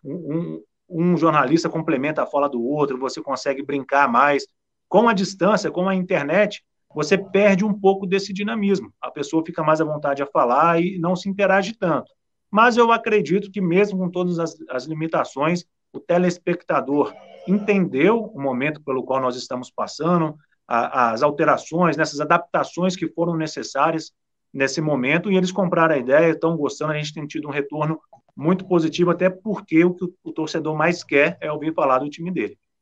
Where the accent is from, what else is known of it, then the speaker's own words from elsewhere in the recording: São Lourenço, Minas Gerais, Brazil; eu sou da região aí, eu sou de São Lourenço, próximo aí